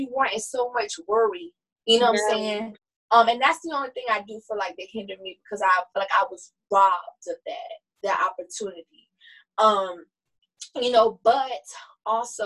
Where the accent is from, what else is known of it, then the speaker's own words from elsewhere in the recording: the South, United States; growing up in the South, you know, as a black person